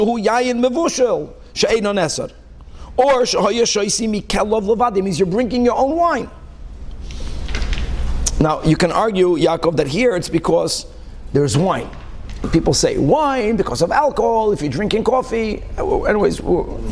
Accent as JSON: {"language": "English", "country": "Brazil", "tie": "born or raised there", "also_born_or_lived": "Hong Kong", "moved": "yes", "said": "when I grew up in Brazil"}